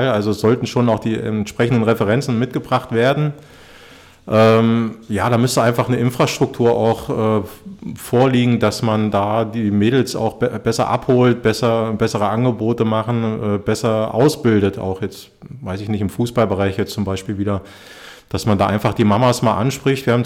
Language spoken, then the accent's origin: German; East Germany, Germany; Ich bin in der DDR aufgewachsen. Ich bin 80er Jahre Ostkind und äh, bei uns im Osten